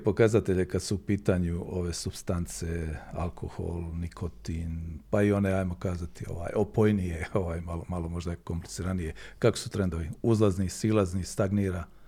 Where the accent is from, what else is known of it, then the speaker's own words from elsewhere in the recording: Herzegovina, Bosnia & Herzegovina; kod nas u Hercegovini